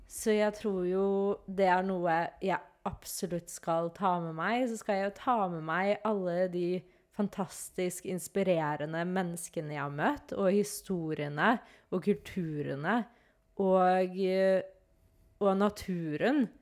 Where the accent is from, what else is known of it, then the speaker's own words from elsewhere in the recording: Norway; når jeg er hjemme i Norge